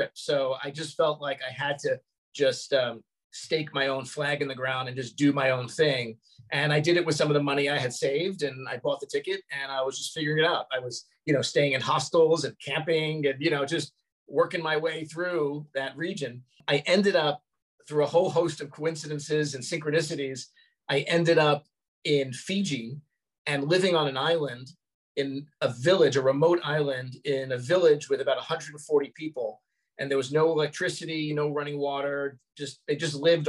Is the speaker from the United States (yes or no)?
yes; New York City, New York, United States; moved away; also born or lived in Los Angeles; I grew up in Brooklyn, which even though it's only about 40 minutes away, it felt like a universe away